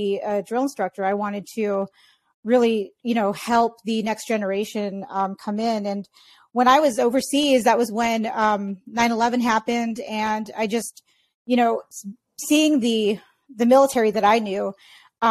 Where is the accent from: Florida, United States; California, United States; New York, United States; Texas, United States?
California, United States; San Diego; growing up in San Diego, California